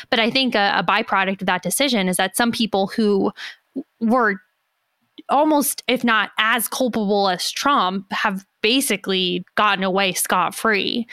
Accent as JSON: {"language": "English", "country": "United States", "said": "As an American"}